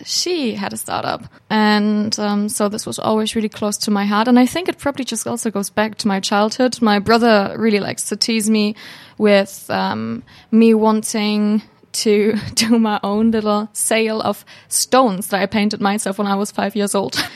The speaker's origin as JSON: {"language": "English", "region": "Hamburg", "country": "Germany", "moved": "as an adult", "lives_now": "Finland", "said": "I'm a student from Hamburg, Germany"}